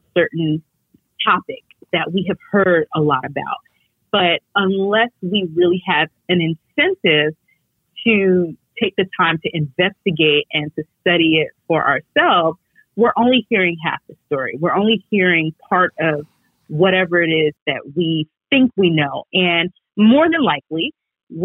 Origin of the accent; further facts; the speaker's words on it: New York City, New York, United States; I grew up in New York City, and we're a very diverse city.